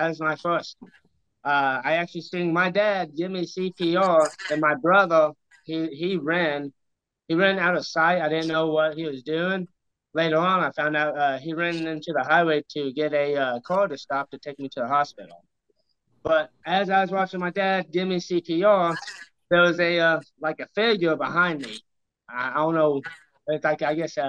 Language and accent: English; Ironton, Missouri, United States; I went to Arcadia Valley in Ironton, Missouri for third grade to sophomore year.